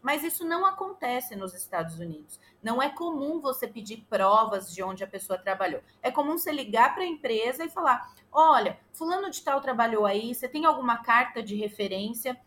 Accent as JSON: {"language": "Portuguese", "town": "Santa Isabel", "region": "São Paulo", "country": "Brazil", "moved": "yes", "lives_now": "United States", "said": "eu sou de São Paulo, ah, especificamente de uma cidadezinha da grande São Paulo chamada Santa Isabel."}